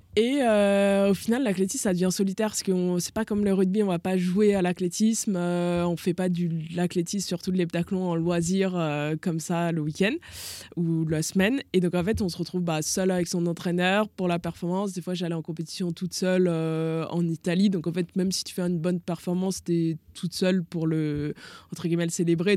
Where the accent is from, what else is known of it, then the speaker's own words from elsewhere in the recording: Lyon, Auvergne-Rhône-Alpes, France; moved away; also born or lived in Toulon; moi je viens de Lyon, donc Lyon euh, à la grande époque de l'OL